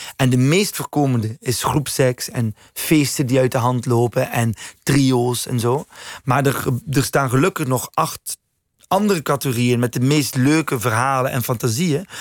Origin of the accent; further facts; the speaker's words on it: West Flanders, Belgium; moved away; also born or lived in Leuven; West-Vlaanderen waar ik vandaan kom